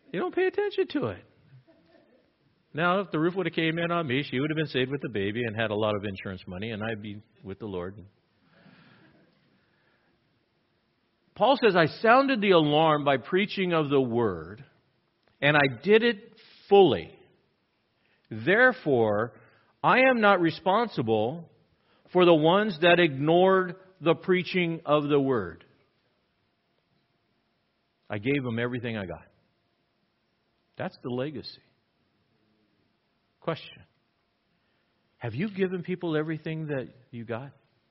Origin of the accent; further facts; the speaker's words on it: Southern California, United States; I grew up in Southern California